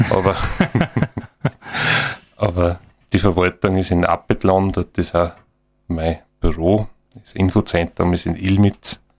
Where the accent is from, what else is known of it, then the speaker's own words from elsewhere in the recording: Lower Austria, Austria; born there; ich bin ein gebürtiger Niederösterreicher und bin im Grunde schon aber im Bad Aussee tauft worden mit so zwei oder drei Monaten.